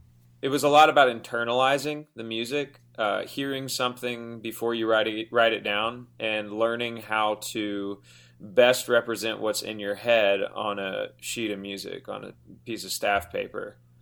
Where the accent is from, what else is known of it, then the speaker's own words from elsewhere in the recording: Houston, Texas, United States; now in Los Angeles, United States; in Houston, going to high school or middle school in Houston